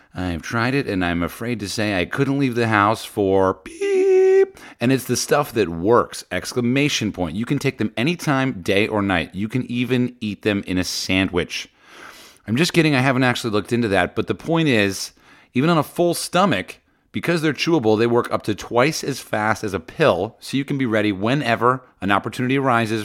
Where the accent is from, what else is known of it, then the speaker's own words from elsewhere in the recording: New Jersey, United States; I grew up in Jersey